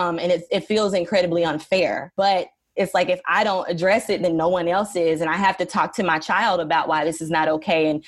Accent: Dallas, Texas, United States; I grew up in Dallas, Texas

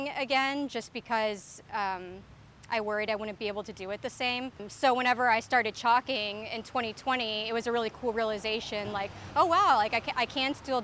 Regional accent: Texas, United States; moved away as an adult; now in Chicago, United States; So I grew up in Texas, and I moved to Chicago in 2012 to go to grad school, and I've been living on the north side of Chicago ever since then

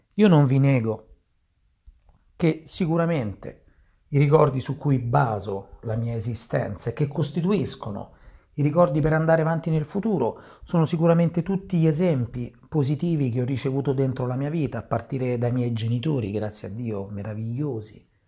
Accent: Sicily, Italy; moved away; la mia gioventù, la mia giovinezza in Sicilia

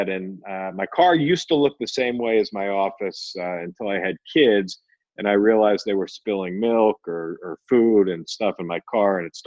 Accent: Philadelphia, Pennsylvania, United States; born or raised there; moved away as an adult; also born or lived in New York; now in Phoenix, United States

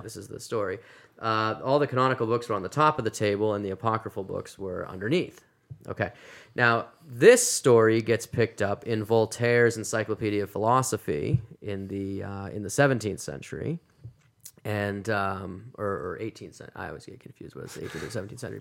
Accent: Massachusetts, United States; moved away as an adult; also born or lived in South Carolina / Louisville, Kentucky; now in Phoenix, United States; I'm from Massachusetts originally, and, uh, grew up in a Christian home

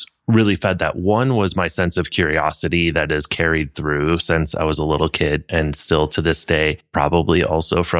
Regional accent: Flint, Michigan, United States; I grew up in Flint, Michigan

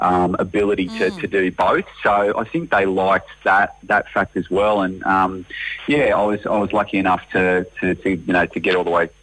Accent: Tasmania, Australia; also born or lived in Nashville; growing up in Tassie, that was my, you know, my upbringing

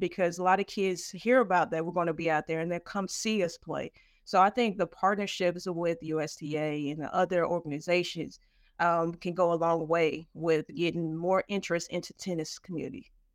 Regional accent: Nashville, Tennessee, United States; I'm from Nashville, Tennessee

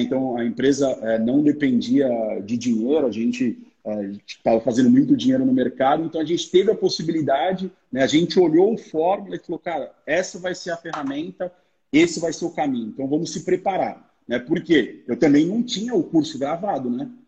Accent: São Paulo, Brazil; moved away as an adult; sou da cidade de São Paulo, né? Nessa época eu morava em São Paulo, agora mudei para o interior

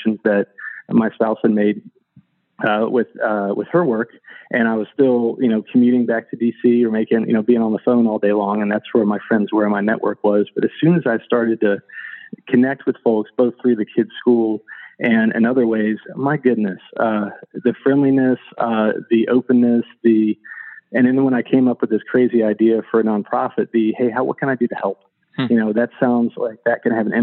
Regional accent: Northern Virginia, United States; moved away as an adult; also born or lived in North Carolina / outside Washington, D.C.; Originally, I grew up in Northern Virginia, and I'd spent most of my life in Virginia or North Carolina

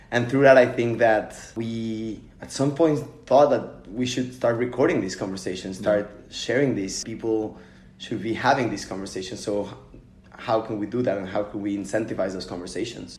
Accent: Mexico City, Mexico; moved away; I'm from Mexico City

